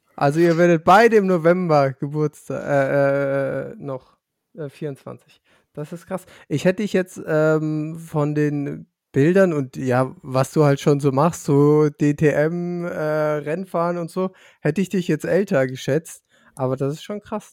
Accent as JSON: {"language": "German", "area": "Lower Franconia", "region": "Bavaria", "country": "Germany", "said": "weil ich aus Unterfranken komme."}